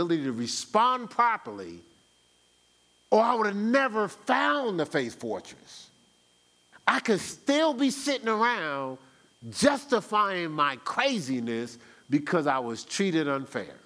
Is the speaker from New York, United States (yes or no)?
no; New Jersey, United States; born or raised there; moved away as an adult; now in Columbus, United States